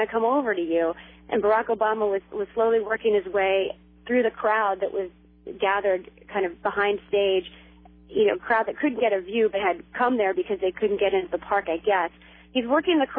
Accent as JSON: {"language": "English", "town": "Washington", "region": "District of Columbia", "country": "United States", "said": "I'm from Washington, D.C."}